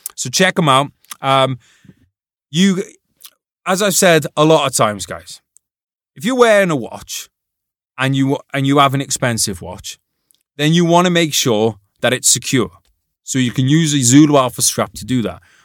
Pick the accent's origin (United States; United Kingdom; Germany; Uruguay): United Kingdom; as a British person